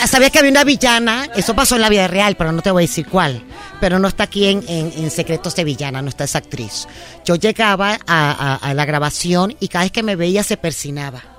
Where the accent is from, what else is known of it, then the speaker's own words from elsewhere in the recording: Ortiz, Guárico, Venezuela; moved away as an adult; now in Mexico; mis abuelos llegaron a Venezuela en la Segunda Guerra Mundial, llegaron a trabajar la tierra y ahí nacimos nosotros en Venezuela